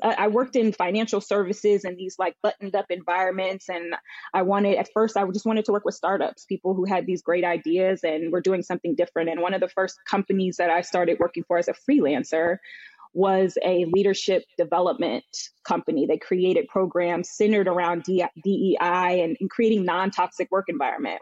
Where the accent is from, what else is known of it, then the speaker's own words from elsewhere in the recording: Northern Virginia, United States; moved away as an adult; also born or lived in Charlotte, North Carolina / New York; now in New Jersey, United States; I grew up in Virginia, Northern Virginia, um, I now am based out of New Jersey